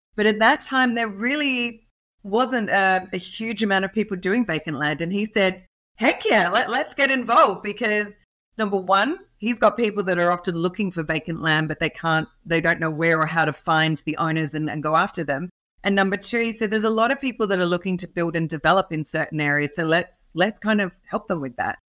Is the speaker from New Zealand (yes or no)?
no; Australia; accent: Australian; I am an Aussie, so hence the accent